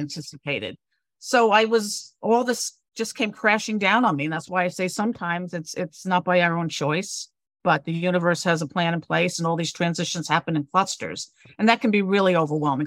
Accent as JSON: {"language": "English", "town": "New York City", "region": "New York", "country": "United States", "also_born_or_lived": "Connecticut / Cape Cod, Massachusetts", "moved": "as an adult", "said": "I'm originally a New Yorker."}